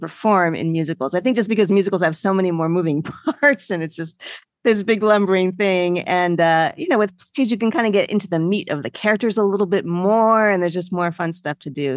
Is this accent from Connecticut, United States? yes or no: no; Freehold, New Jersey, United States; moved away as an adult; also born or lived in New York City; now in South Florida, United States; I grew up first in New York City and then in a suburb in New Jersey, Freehold, New Jersey